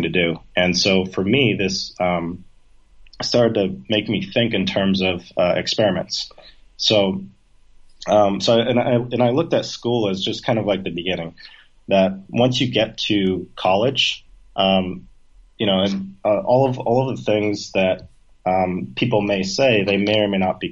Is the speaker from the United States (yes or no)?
yes; Maine, United States; moved away as an adult; also born or lived in New York; now in Ho Chi Minh City, Vietnam; I grew up in like a small town in Maine